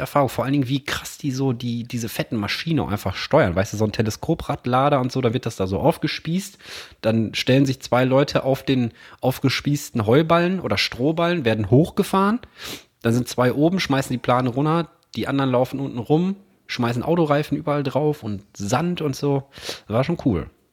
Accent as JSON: {"language": "German", "town": "Herne", "region": "North Rhine-Westphalia", "country": "Germany", "tie": "born or raised there", "said": "ich bin in Herne groß geworden"}